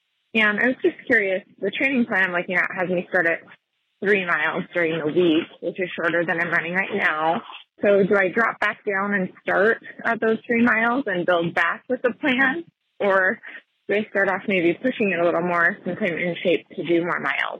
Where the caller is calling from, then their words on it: Eastern Oregon, United States; I'm calling from Eastern Oregon.